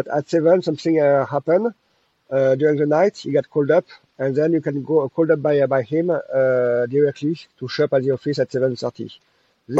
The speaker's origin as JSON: {"language": "English", "region": "Normandy", "country": "France", "said": "I'm coming from Normandy"}